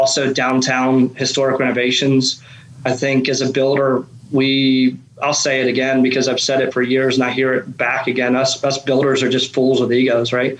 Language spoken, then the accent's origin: English; Lancaster County, Pennsylvania, United States; now in Charleston, United States; Growing up in Lancaster County, Pennsylvania